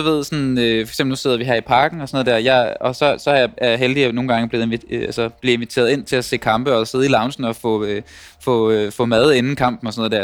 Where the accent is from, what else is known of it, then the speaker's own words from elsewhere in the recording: Denmark; now in Copenhagen, Denmark; at være vokset op der, hvor jeg er vokset op